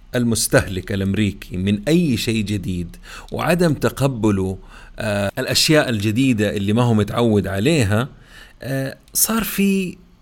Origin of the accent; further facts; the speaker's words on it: Saudi Arabia; عندنا في السعوديه